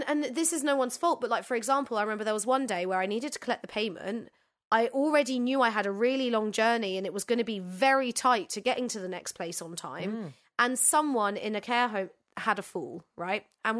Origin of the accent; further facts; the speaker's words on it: London, United Kingdom; And I'm from London.